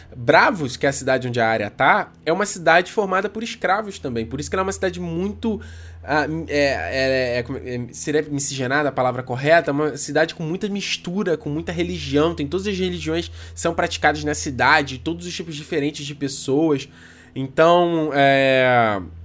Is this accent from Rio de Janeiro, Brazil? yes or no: yes; Rio de Janeiro, Brazil; accent: chiado (carioca); Eu sou carioca, cara, eu falo chiado.